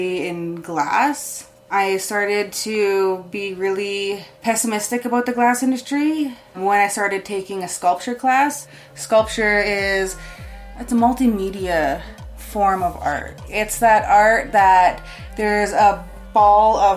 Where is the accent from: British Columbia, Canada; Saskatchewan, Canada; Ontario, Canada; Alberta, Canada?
Alberta, Canada; Calgary; also born or lived in Siksika; Predominantly just stay in Calgary my whole life.